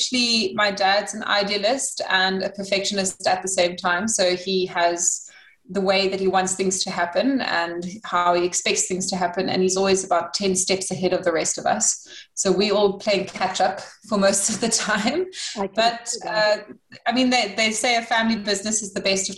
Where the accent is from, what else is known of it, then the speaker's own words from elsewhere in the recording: Robertson, Western Cape, South Africa; I am from Springfield Estate, which is in Robertson in the Western Cape of South Africa. Springfield is my family's farm, so it's been in our family for over 100 years